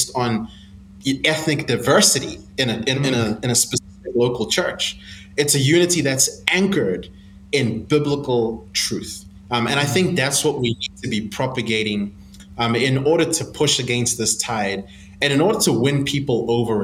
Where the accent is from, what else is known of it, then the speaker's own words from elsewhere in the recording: South Africa; moved away as an adult; now in Zambia; I live in Zambia, but I grew up in South Africa. And my family and I moved to South Africa just a few years after the apartheid government